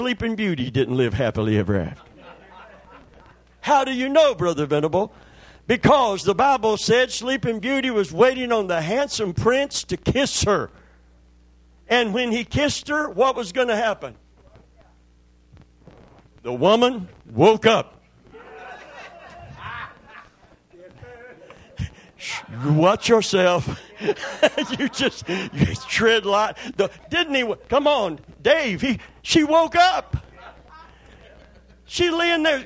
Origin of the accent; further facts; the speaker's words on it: Kentucky, United States; moved away; I'm from Kentucky originally